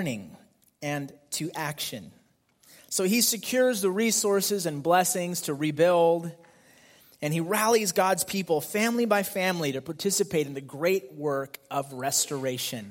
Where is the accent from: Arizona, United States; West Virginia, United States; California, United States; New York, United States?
California, United States; Fremont; I grew up here in the Fremont area